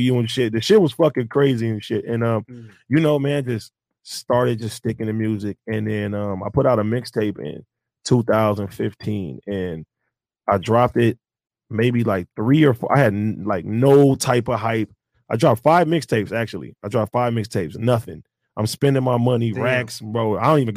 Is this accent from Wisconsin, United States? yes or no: no; Compton, California, United States; growing up in Compton